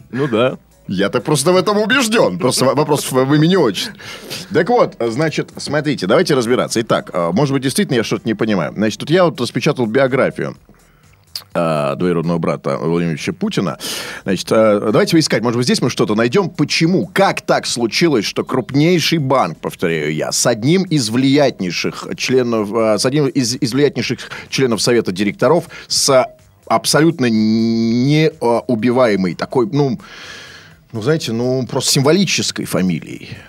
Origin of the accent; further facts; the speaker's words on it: Saint Petersburg, Russia; born there; Нет, смотрите, ну, я родился, кстати